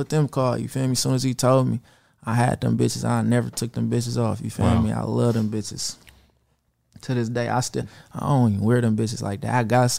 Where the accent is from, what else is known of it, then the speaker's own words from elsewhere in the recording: Vallejo, California, United States; I'm from Vallejo.